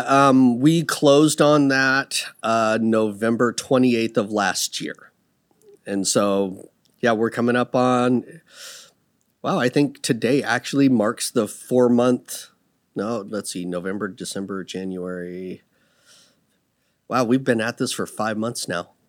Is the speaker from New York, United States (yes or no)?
no; Seattle, Washington, United States; moved away as an adult; also born or lived in Texas / Puyallup / Tacoma; now in Dallas, United States; I grew up in Seattle 'cause I was a military brat